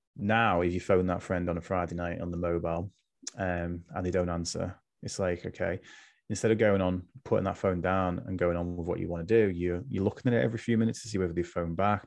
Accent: Liverpool, North West England, United Kingdom; now in West Lancashire, United Kingdom; I'm originally from Liverpool, which people might be able to tell from my accent, but I'm I'm in West Lancs now

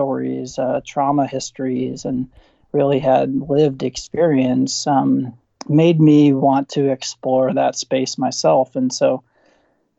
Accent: Southern Indiana, United States; moved away as an adult; also born or lived in St. Louis / Duke University, North Carolina; now in Indiana, United States; I grew up in Southern Indiana. I'm a Hoosier by heart.

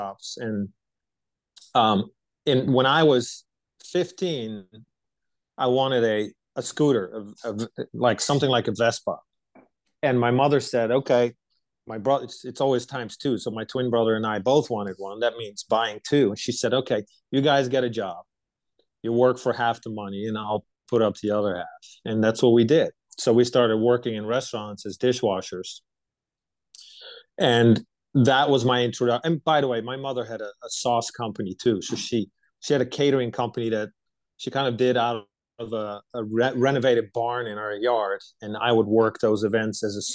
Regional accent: right outside of Amsterdam, North Holland, Netherlands; moved away as an adult; now in United States; I was born and raised in Europe. I lived most of my life in the Netherlands, born right outside of Amsterdam

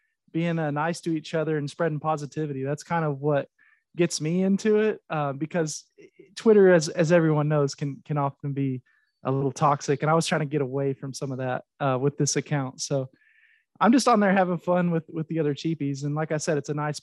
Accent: Oklahoma, United States; I'm from Oklahoma, so I'm actually an OU fan

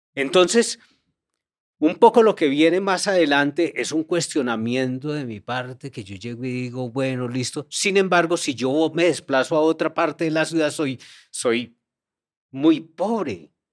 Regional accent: Montería, Córdoba, Colombia; moved away; also born or lived in Medellín; mi infancia no fue en Medellín, mi infancia fue en Montería

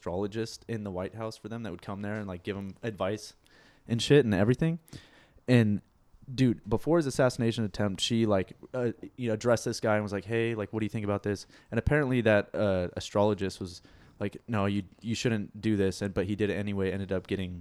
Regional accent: California, United States; I grew up in California with conservative parents

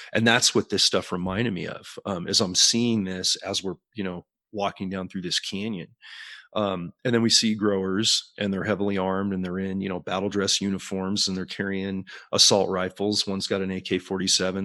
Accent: Morgan Hill, California, United States; I grew up on the West Coast, primarily in the Silicon Valley of California

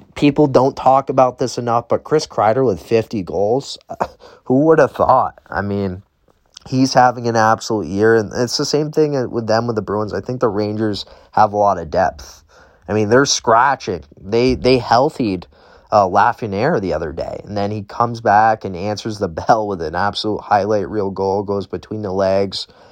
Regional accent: Canada; me being a Canadian student

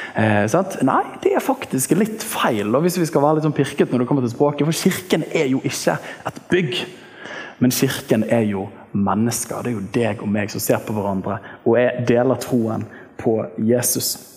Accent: Bergen, Vestland, Norway; borte i Litlåsveien, der jeg vokste opp i Åsane frikirke

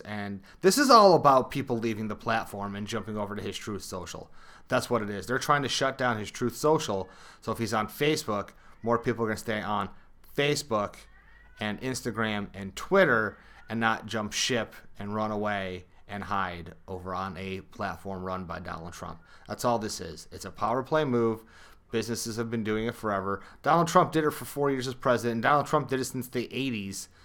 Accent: Connecticut, United States; I'm a Connecticut guy

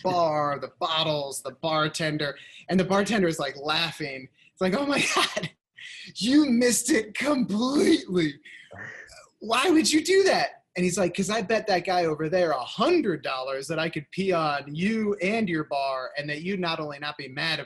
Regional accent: Van Meter, Iowa, United States; also born or lived in Des Moines, Iowa / Philadelphia, Pennsylvania; grew up out in Van Meter

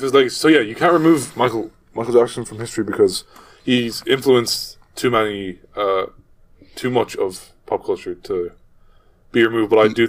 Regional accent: Ireland; I know I'm from Ireland

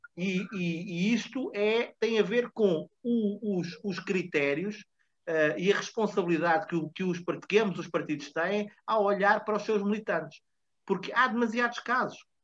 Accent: Portugal; enquanto portugueses

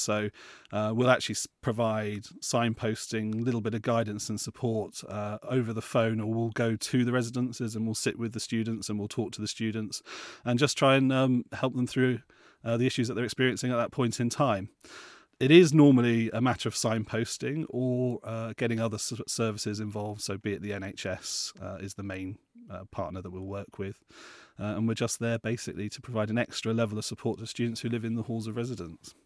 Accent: Plymouth, South West England, United Kingdom; I grew up in Plymouth

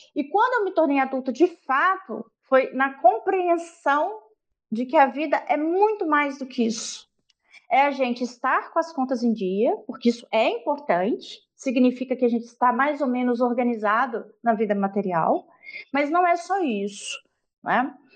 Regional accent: Minas Gerais, Brazil; Eu sou mineira lá da roça, nasci numa comunidade é, rural chamada Palmulato

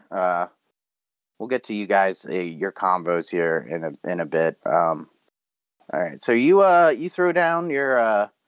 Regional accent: Texas, United States; I'm from Texas, but I suppose we can play that.

